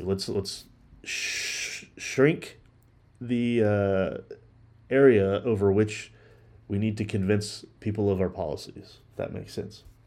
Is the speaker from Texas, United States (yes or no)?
yes; Dallas, Texas, United States; I grew up in the Dallas area